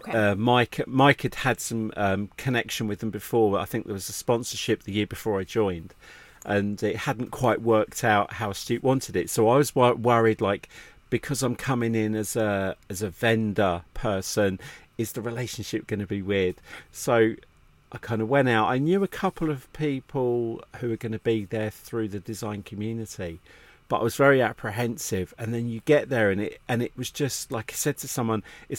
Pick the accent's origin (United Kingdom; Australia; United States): United Kingdom; England; being English